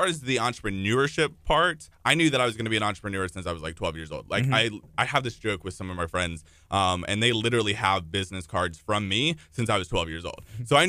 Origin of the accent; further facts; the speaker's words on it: Houston, Texas, United States; also born or lived in Italy / Michigan / Colorado; So I've moved actually about 13 times, but Texas is home. So I've lived in like Italy, Michigan, Colorado, but Houston is pretty much home.